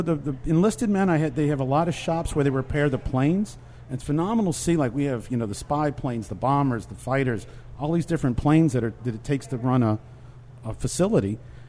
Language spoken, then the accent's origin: English; New Orleans, Louisiana, United States; moved away as an adult; also born or lived in California; I'm from New Orleans.